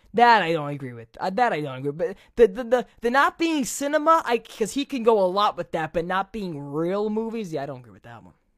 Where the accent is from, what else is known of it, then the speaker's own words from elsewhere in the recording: New York City, New York, United States; accent: Italian New Yorker; I'm from Brooklyn